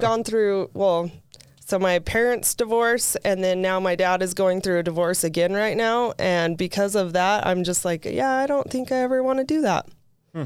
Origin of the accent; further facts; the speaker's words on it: St. George, Utah, United States; also born or lived in Pleasant Grove, Utah / Provo, Utah; when we moved to Saint George when I was in first grade, um, we lived out in Ivins